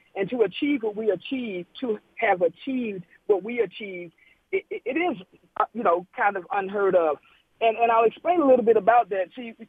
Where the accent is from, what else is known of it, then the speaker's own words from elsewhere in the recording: St. Augustine, Florida, United States; moved away; I'm from St. Augustine, Florida. So when I grew up, it was just me, my mother, and my brother.